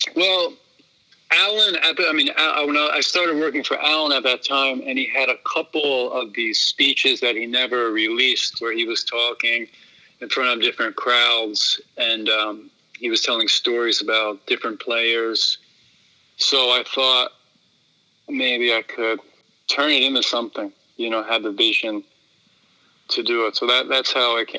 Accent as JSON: {"language": "English", "town": "Philadelphia", "region": "Pennsylvania", "country": "United States", "tie": "born or raised there", "said": "I grew up in the Philadelphia area"}